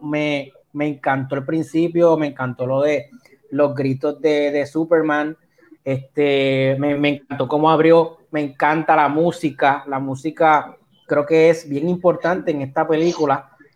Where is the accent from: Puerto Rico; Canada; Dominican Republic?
Puerto Rico; Yo soy puertorriqueño